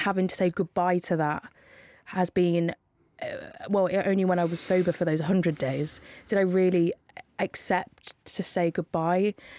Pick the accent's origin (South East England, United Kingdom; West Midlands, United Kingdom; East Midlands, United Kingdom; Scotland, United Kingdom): East Midlands, United Kingdom; Northampton; I'm from Northampton.